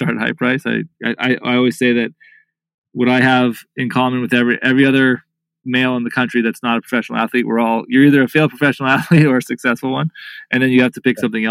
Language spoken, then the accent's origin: English; South Orange County, California, United States; I grew up in a sort of a middle-class family in a beach town in South Orange County. Still live in Laguna Beach to this day